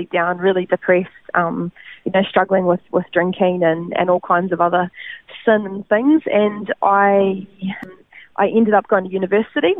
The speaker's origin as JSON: {"language": "English", "town": "Christchurch", "region": "Canterbury", "country": "New Zealand", "tie": "born or raised there", "moved": "yes", "lives_now": "Gold Coast, Australia", "said": "born in Christchurch, New Zealand, and that's where I grew up."}